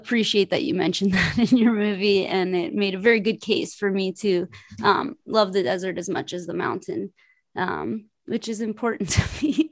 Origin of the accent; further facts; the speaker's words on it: Los Angeles, California, United States; I'm from Los Angeles.